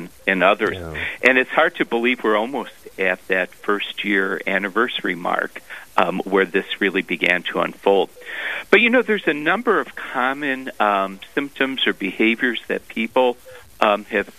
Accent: Cleveland, Ohio, United States; moved away as an adult; also born or lived in Columbus, Ohio / Steubenville, Ohio / Grand Forks, North Dakota; now in North Dakota, United States; Ohio is my home state, and originally from Cleveland, but spent about 18 years in Columbus

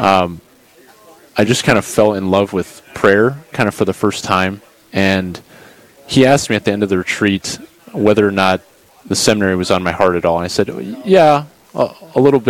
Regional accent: Bismarck, North Dakota, United States; I grew up in Bismarck

